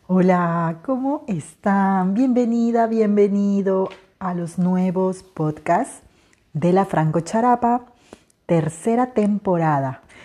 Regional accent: Peruvian Amazon, Peru; moved away; Soy una mujer de la selva

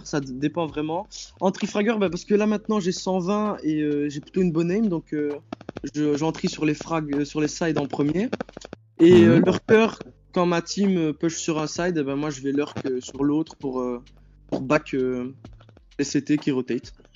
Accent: Belgium; j'ai 15 ans et je viens de Belgique

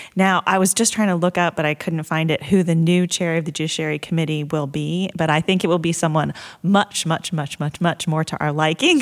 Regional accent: Blacksburg, Virginia, United States; I grew up in Blacksburg, Virginia, as did my husband

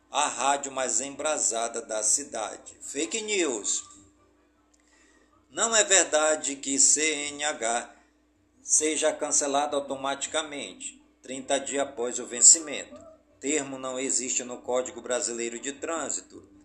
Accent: Careiro da Várzea, Amazonas, Brazil; do Careiro da a minha cidade natal

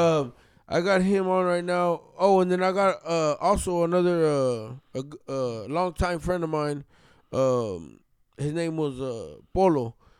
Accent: Texas, United States; I'm from Texas, man, so I grew up around a lot of that drill shit

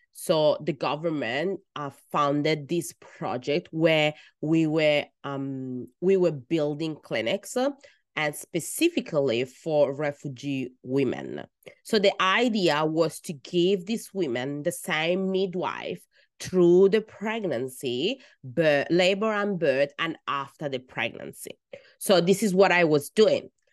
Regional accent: Italy; first language Italian; English is a second language; moved away as an adult; now in Australia; I was born in Italy

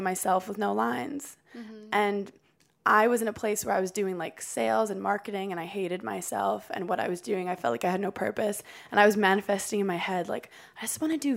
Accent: New York City, New York, United States; I was born in Brooklyn, New York

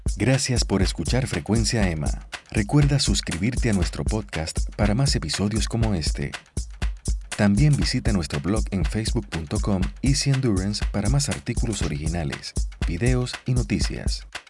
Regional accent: Arecibo, Puerto Rico; yo nací en Arecibo

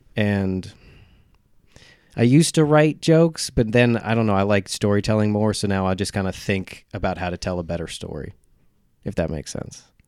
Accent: Slate Hill, New York, United States; also born or lived in South Carolina; I'm from up here

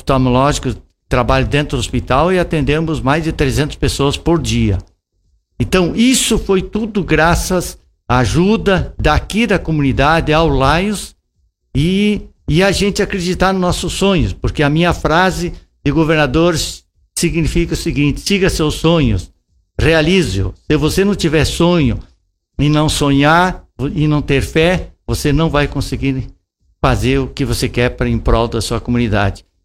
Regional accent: Passo Fundo, Rio Grande do Sul, Brazil; Eu sou natural de Passo Fundo, mas sempre que passei por aqui, sempre levei coisas bonitas

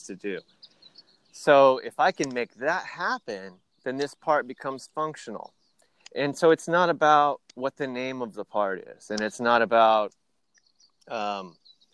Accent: Midwest, United States; I grew up in the Midwest

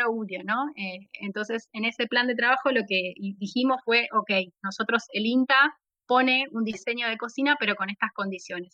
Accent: La Plata, Buenos Aires Province, Argentina; soy de La Plata, la, capital de la provincia de Buenos Aires

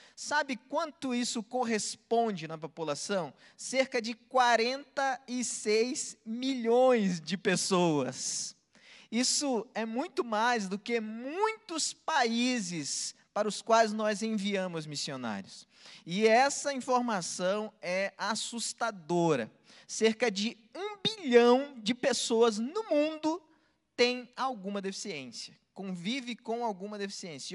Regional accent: Belém, Pará, Brazil; eu nasci no mesmo lugar que Jesus nasceu, em Belém, do Pará

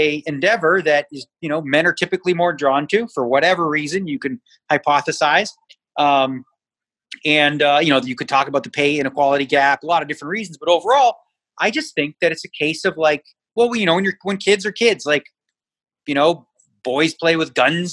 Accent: Toronto, Ontario, Canada; now in Las Vegas, United States; I grew up in Toronto

